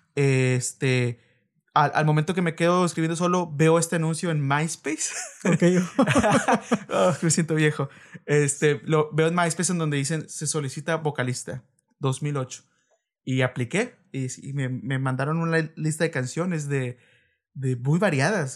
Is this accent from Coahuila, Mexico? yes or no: no; Reynosa, Tamaulipas, Mexico; also born or lived in Veracruz; yo nací en Veracruz y llevo toda mi vida aquí en Reynosa